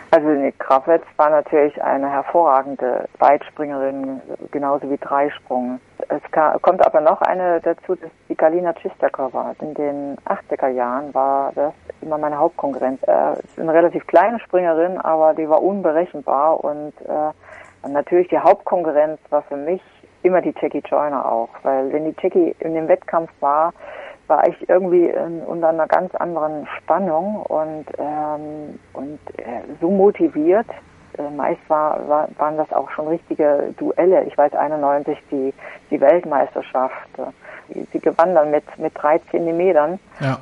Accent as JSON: {"language": "German", "town": "Gera", "region": "Thuringia", "country": "Germany", "tie": "born or raised there"}